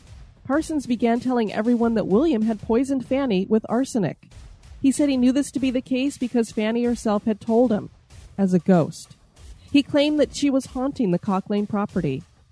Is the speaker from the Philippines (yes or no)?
yes; Philippines; It's very rare for me to hear about my home country in a podcast